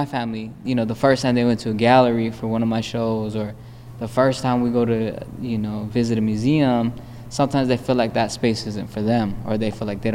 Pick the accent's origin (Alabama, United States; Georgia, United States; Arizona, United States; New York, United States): Arizona, United States; Phoenix; moved away as an adult; now in Chicago, United States; I was born and raised in West Phoenix